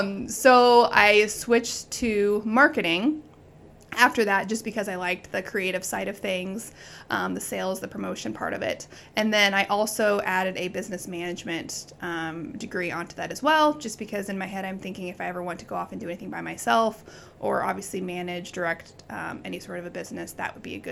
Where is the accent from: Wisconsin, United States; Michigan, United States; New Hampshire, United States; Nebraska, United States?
Nebraska, United States; Wilber; moved away as an adult; now in York, United States; So I'm from Wilbur, Nebraska, and it is the Czech capital of the United States.